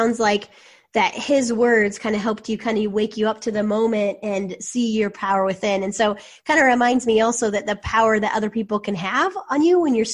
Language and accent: English; Minnesota, United States; being from Minnesota, we were proud